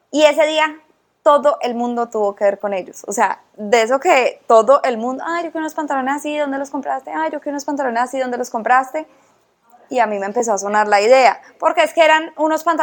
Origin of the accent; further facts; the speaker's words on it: Cali, Valle del Cauca, Colombia; también soy caleña